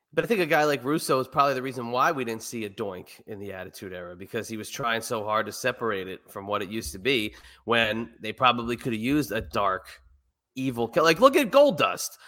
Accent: New Jersey, United States; I'm from New Jersey, right? I'm the only Scottish Italian guy from New Jersey

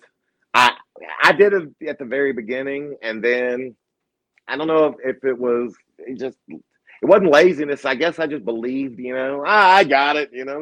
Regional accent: Virginia, United States; I grew up in Virginia in the country

